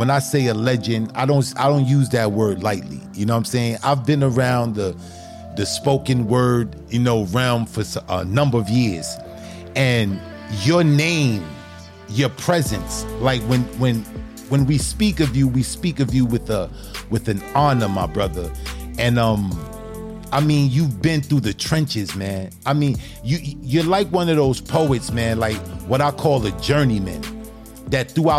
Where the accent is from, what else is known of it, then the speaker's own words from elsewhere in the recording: New York City, New York, United States; I'm from New York, Brooklyn